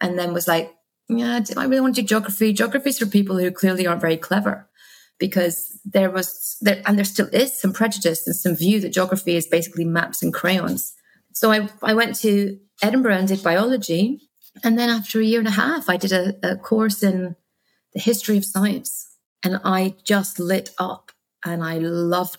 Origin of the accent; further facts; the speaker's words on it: Guernsey; also born or lived in Scotland; So I was born in Scotland, but we moved to Guernsey in the Channel Islands when I was two.